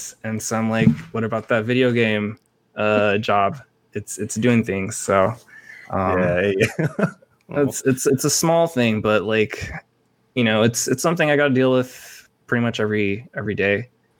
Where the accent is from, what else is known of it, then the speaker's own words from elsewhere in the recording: Philippines; So I never disassociated myself being Filipino.